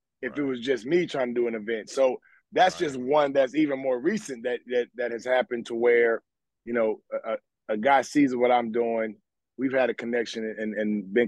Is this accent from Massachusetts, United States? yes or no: no; Memphis, Tennessee, United States; I'm from Memphis